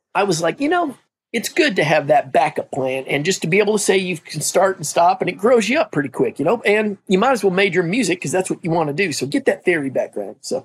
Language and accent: English; Midwest, United States; moved away as an adult; also born or lived in Nebraska; I'm from the Midwest.